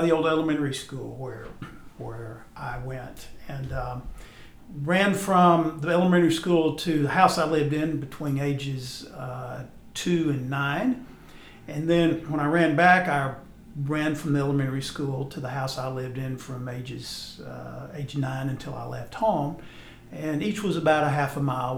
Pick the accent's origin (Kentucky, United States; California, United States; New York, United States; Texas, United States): Texas, United States; moved away; also born or lived in Alabama; I grew up in Texas, and I'm familiar with the Texas coast